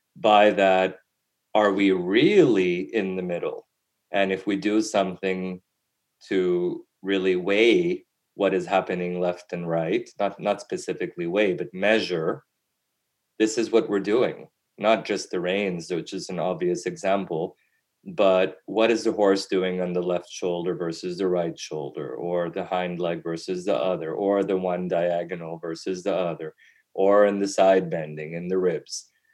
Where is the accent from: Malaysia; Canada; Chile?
Canada; also born or lived in Europe; growing up in Canada